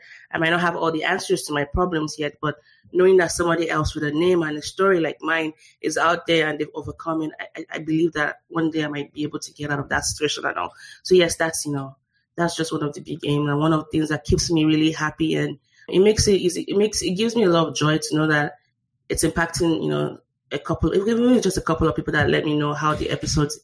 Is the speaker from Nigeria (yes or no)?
yes; Nigeria; moved away as an adult; now in United States; a Nigerian-born, U.S.-educated, Korean-speaking, struggling intellectual